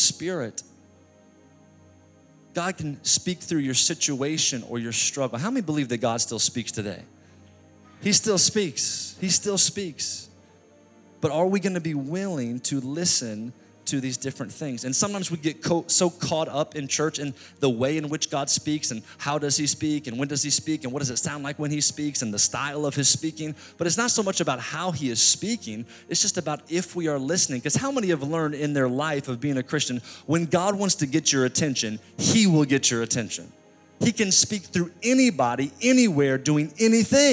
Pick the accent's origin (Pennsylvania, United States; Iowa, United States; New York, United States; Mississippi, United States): New York, United States; New York City; I'm from New York City